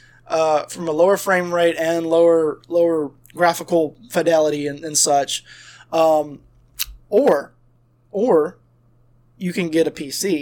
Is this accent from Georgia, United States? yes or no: yes; South Georgia, United States; We're from South Georgia